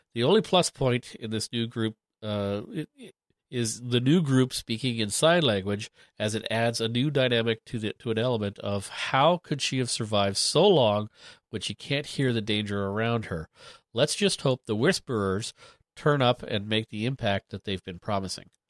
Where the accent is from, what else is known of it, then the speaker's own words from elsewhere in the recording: Canada; being Canadian